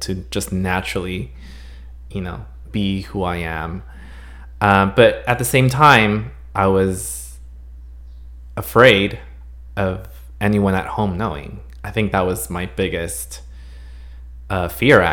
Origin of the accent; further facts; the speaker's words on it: Los Angeles, California, United States; also born or lived in Santa Cruz, California; We obviously live here in Los Angeles